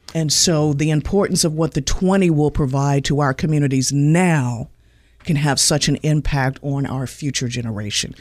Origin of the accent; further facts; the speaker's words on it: Winston-Salem, North Carolina, United States; I've lived here longer than my actual birthplace, and I have enjoyed my time literally growing up in Winston-Salem